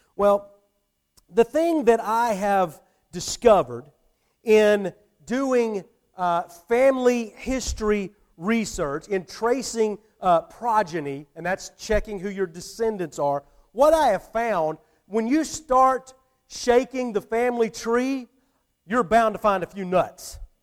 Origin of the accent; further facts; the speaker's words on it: Atlanta, Georgia, United States; moved away as an adult; now in Thomasville, United States; I didn't grow up here. You know, I grew up, I grew up in the Atlanta area